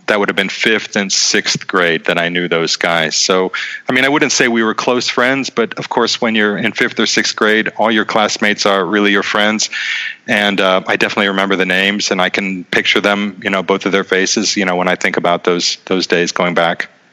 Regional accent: Boardman, Ohio, United States; moved away as an adult; also born or lived in Youngstown, Ohio / New York / Vienna, Austria; now in Prague, Czech Republic; I was born in Youngstown, grew up in Boardman

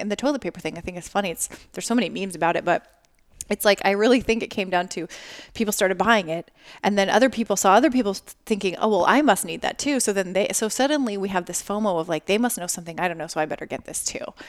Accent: Las Vegas, Nevada, United States; I'm from Las Vegas

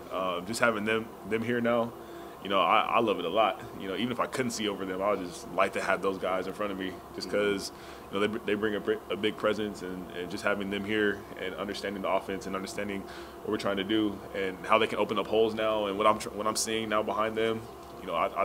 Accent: Arizona, United States; moved away as an adult; now in Austin, United States; I'm from Arizona

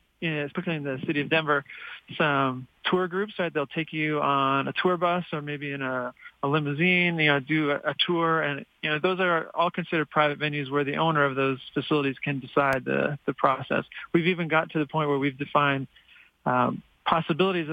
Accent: Canada; now in Colorado, United States; as a Canadian

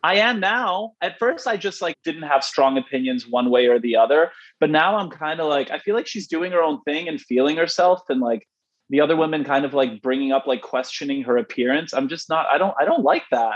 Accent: Canada; I'm Canadian

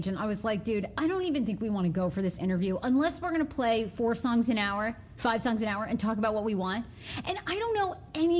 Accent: Maine, United States; I have a full set of teeth, but it wasn't always like that. I grew up in Maine. I didn't have a toothbrush till I was 9.

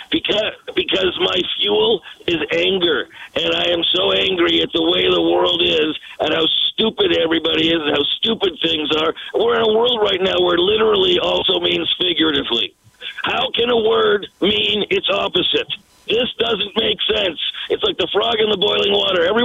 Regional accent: Canada; I listen, I am a Canadian icon. That should mean something.

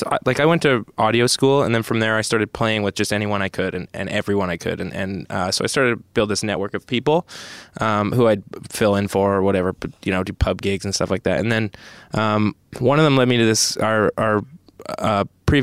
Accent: Newmarket, Ontario, Canada; also born or lived in Quebec; I was born in Quebec, grew up in Newmarket, Ontario

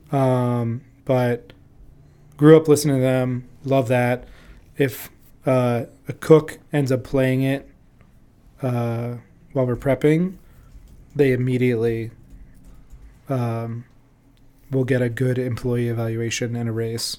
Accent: Orlando, Florida, United States; moved away as an adult; also born or lived in Jackson, Mississippi / New Orleans, Louisiana; now in Chicago, United States; I grew up in Florida in the early two thousands

